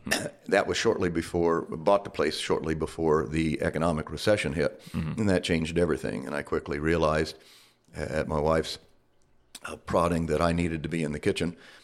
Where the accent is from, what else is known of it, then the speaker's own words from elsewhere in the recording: Tulsa, Oklahoma, United States; now in Flagstaff, United States; And originally, I came out from Tulsa, Oklahoma, to Flagstaff on a wrestling scholarship in the 70s.